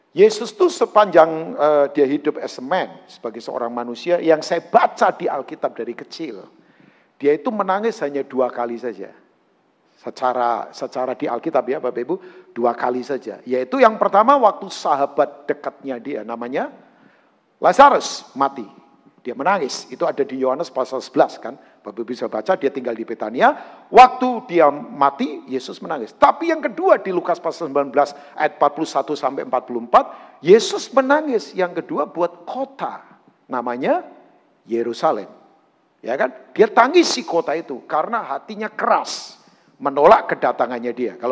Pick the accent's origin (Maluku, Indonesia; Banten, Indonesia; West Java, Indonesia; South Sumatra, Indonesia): Banten, Indonesia; Tangerang; Jarang ngitung, karena saya orang Tangerang sih.